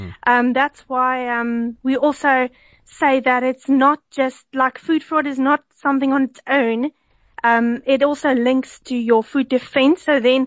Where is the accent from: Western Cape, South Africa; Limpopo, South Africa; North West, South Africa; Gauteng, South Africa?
Western Cape, South Africa; Villiersdorp; I'm from Villiersdorp.